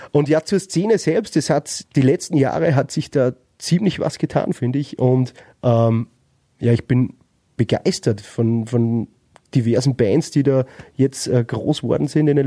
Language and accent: German; Upper Austria, Austria; Ich meine, wir kommen aus, Öster aus Oberösterreich, vielleicht, wenn man direkt aus Wien ist, vielleicht hat man es da ein bisschen leichter.